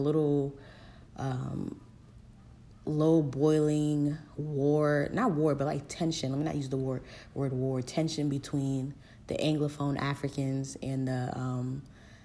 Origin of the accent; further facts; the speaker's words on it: United States; also born or lived in Ivory Coast; I grew up in the United States